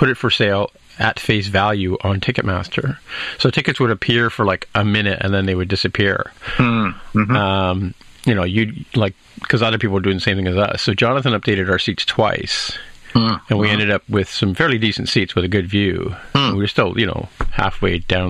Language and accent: English; Canada; as a Canadian